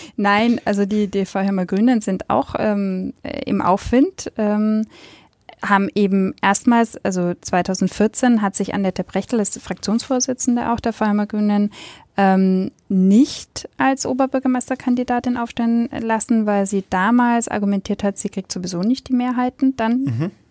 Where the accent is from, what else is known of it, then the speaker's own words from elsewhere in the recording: Nuremberg, Bavaria, Germany; weil ich in Nürnberg geboren bin und in meiner Familie halt man dann Clubfan ist